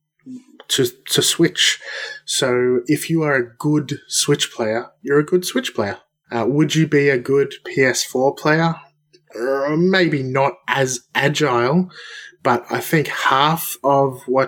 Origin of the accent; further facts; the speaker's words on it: Melbourne, Victoria, Australia; did you come to Melbourne? Did you come to my hometown